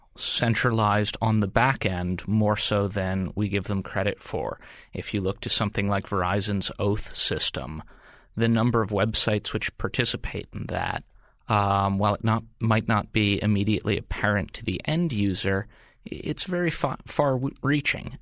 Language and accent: English; United States; as an American or a Westerner